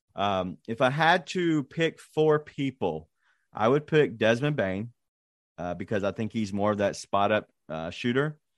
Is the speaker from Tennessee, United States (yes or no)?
yes; Memphis, Tennessee, United States; my hometown team